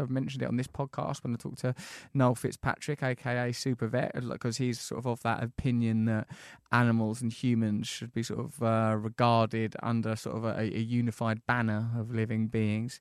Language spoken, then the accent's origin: English; Essex, East of England, United Kingdom; We're Essex boys.